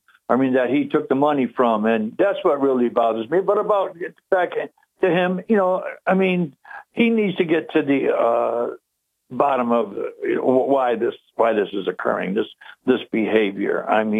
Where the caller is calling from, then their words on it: Binghamton, New York, United States; From Binghamton, yes.